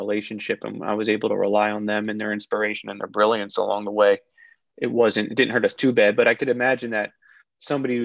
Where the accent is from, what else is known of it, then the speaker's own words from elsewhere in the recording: Philadelphia, Pennsylvania, United States; I'm from Philly originally.